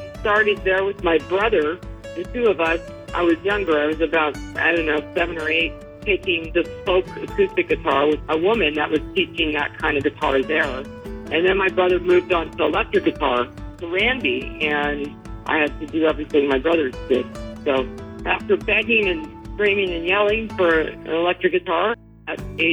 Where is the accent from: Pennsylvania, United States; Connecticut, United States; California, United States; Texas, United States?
California, United States; Los Angeles; I grew up in the Valley in North Hollywood.